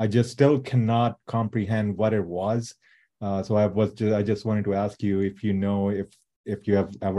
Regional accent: Pakistan; now in San Diego, United States

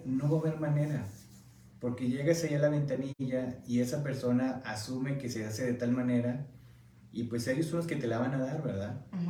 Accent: Mexico; now in United States; como mexicano, nos cuesta mucho trabajo decir

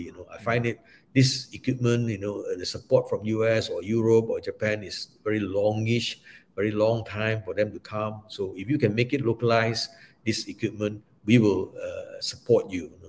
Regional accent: Malaysia; also born or lived in Singapore; I'm a Malaysian

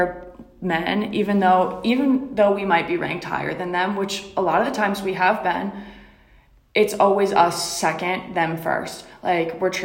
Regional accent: Rhode Island, United States; I'm from Rhode Island

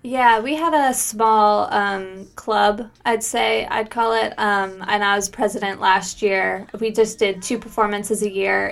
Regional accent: United States; moved away as an adult; now in Dorset, United Kingdom

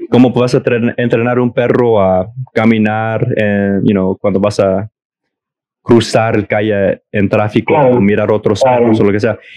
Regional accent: Mexico; now in United States; yo vengo de México y, y en, en el pueblito de mi papá

